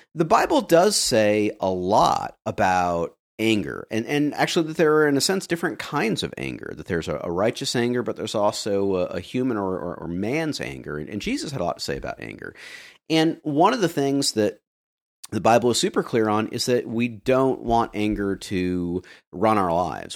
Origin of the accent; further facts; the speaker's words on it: the American South, United States; as a Southerner